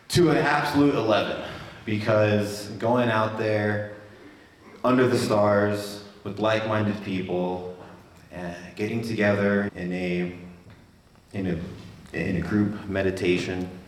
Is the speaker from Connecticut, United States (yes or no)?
no; Wyoming, United States; born there; also born or lived in Florida; born in Wyoming.